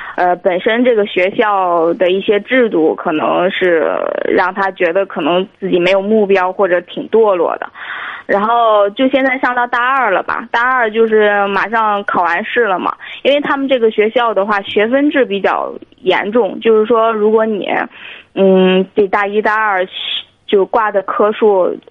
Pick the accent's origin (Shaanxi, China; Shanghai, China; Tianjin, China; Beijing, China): Tianjin, China; 我是天津的